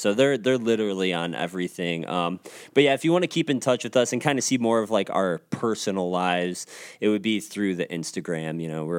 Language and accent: English; Rockford, Illinois, United States; moved away; also born or lived in Milwaukee; I am from Rockford. Even if when I lived in Milwaukee or if I lived in other places, I'm from Rockford. You know, that's where I was born and that's where I was raised.